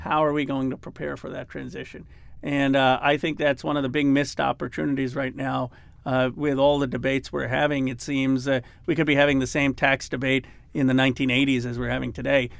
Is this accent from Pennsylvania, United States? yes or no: yes; Philadelphia, Pennsylvania, United States; I grew up in Philadelphia